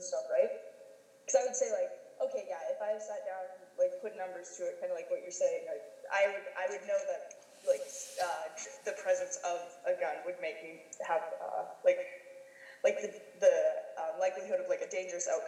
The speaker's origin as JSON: {"language": "English", "country": "United States", "tie": "born or raised there", "moved": "yes", "lives_now": "Canada", "said": "I grew up in the United States"}